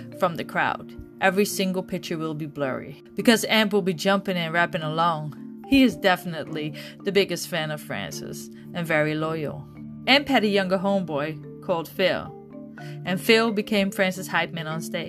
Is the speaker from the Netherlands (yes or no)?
yes; Netherlands; moved away as an adult; now in Jacksonville, United States; I'm from the Netherlands, Europe.